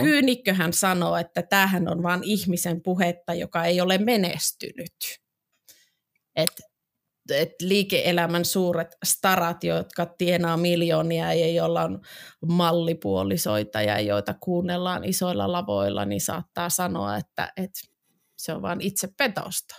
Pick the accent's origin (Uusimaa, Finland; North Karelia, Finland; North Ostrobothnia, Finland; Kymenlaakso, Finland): Uusimaa, Finland; Vantaa; mä oon Vantaalta